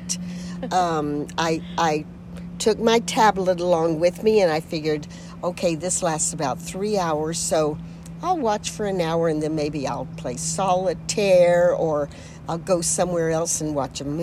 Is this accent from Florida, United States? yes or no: yes; Jacksonville, Florida, United States; My first memory was living in a tiny little house on the west side of Jacksonville, Florida, which is in the northeast corner of the state